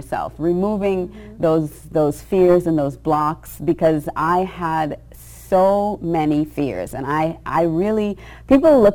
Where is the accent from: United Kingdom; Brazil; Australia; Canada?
Australia; I grew up in Australia when I was surrounded by blonde, blue eyes, you know, fair skin